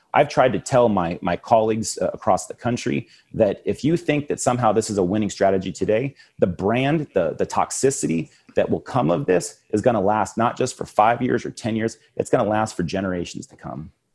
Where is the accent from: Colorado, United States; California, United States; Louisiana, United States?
California, United States; Yucca Valley; Yucca Valley Town Council, my hometown